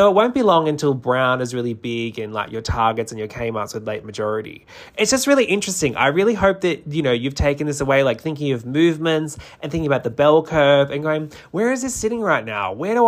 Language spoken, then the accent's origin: English; New South Wales, Australia; now in Melbourne, Australia; Like, I'm originally from New South Wales and moved down to Melbourne